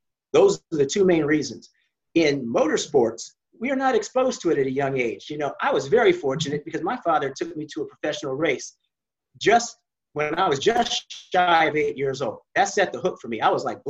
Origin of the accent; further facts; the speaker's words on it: Northern California, United States; here I am growing up in Northern California